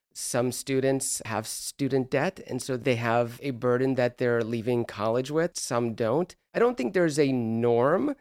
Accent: Los Angeles, California, United States; moved away as an adult; also born or lived in East Coast; I grew up in Los Angeles

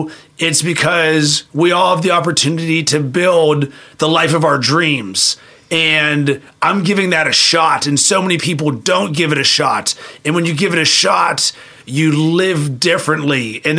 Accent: Pittsburgh, Pennsylvania, United States; In Pittsburgh, Pennsylvania.

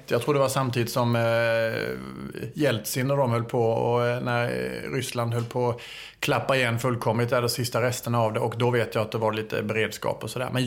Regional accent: Skåne, Sweden; Jag minns någon gång i och för sig när jag kom från Skåne då att, men det var ju bara, du vet, att man pratade konstigt.

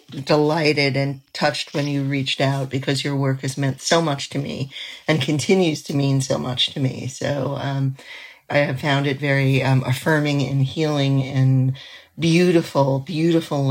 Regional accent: New York City, New York, United States; now in New England, United States; I grew up in Manhattan

